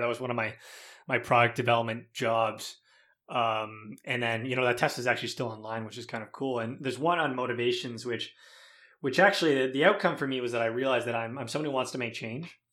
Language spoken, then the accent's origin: English; Mississauga, Ontario, Canada; we grew up in Mississauga, my brothers